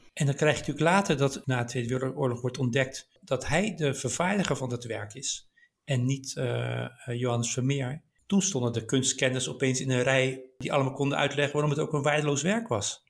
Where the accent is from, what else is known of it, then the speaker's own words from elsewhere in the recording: Delft, South Holland, Netherlands; Ik kom uit Delft oorspronkelijk